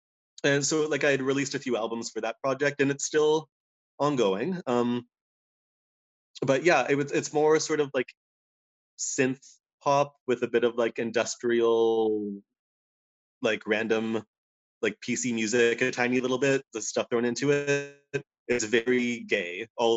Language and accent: English; Nanaimo, British Columbia, Canada; also born or lived in Victoria, Canada / Montreal, Canada; now in Vancouver, Canada; I live in Vancouver, British Columbia, and I grew up in Nanaimo and then lived in Victoria for university and then lived in Montreal for 3 years and then moved here 10 years ago.